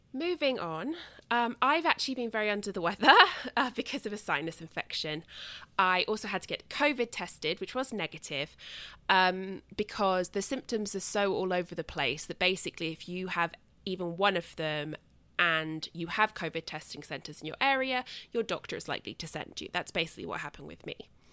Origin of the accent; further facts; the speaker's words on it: United Kingdom; now in United States; I am British